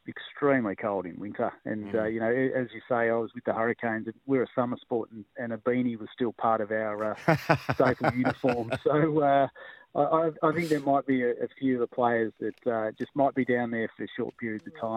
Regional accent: Victoria, Australia; now in Tasmania, Australia; I'm a Victorian.

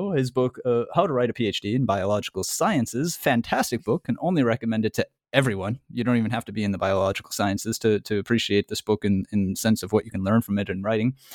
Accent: United States; I'm American though, I don't know.

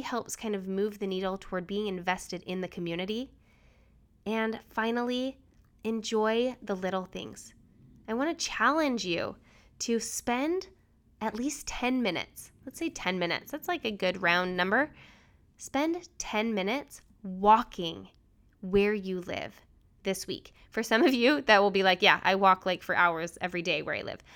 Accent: Utah, United States; also born or lived in New Hampshire / Washington, D.C.; now in Richmond, United States; I grew up in Utah

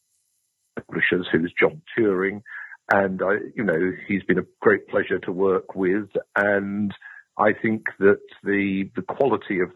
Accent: London, United Kingdom; moved away as an adult; also born or lived in Durham / Newcastle / Exeter; I'm a Londoner

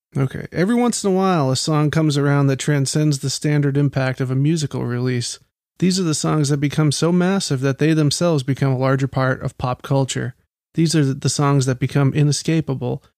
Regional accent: Baltimore, Maryland, United States; I'm from Baltimore

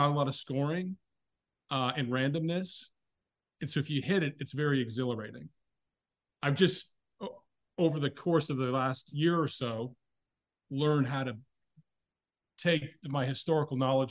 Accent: Oshawa, Ontario, Canada; I was born in Oshawa in Canada, Ontario.

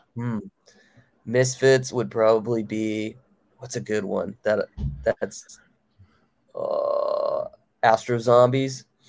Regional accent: Baltimore, Maryland, United States; my hometown of Baltimore, Maryland

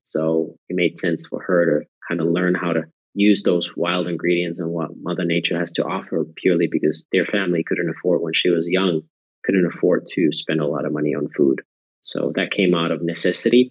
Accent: near Nokia, Pirkanmaa, Finland; moved away; I was born and raised in Finland near the town of Nokia, famous for the mobile phones.

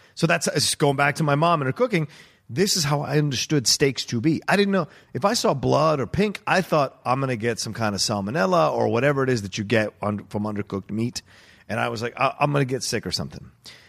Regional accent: East Coast, United States; I'm from the East Coast.

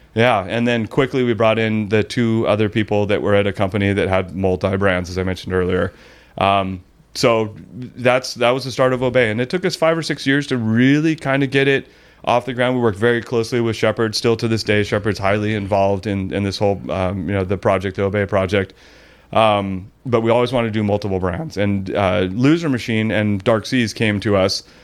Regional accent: Mission Viejo, California, United States; also born or lived in Lake Forest, California; born and raised in Orange County.

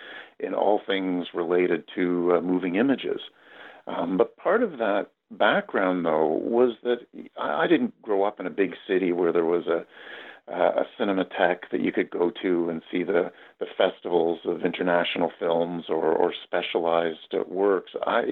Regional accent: Toronto, Ontario, Canada; That's right. Yes.

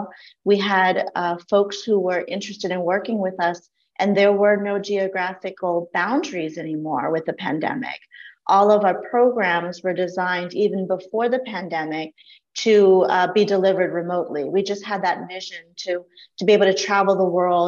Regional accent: Laos; now in United States; I was not born in the US. I was born in Laos, and my family fled the country during the Vietnam era. And so we were refugees of war

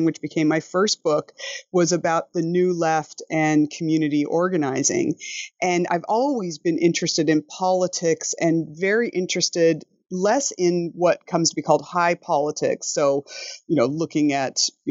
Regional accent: United States; moved away as an adult; now in New Zealand; an American who has made her life and career in New Zealand

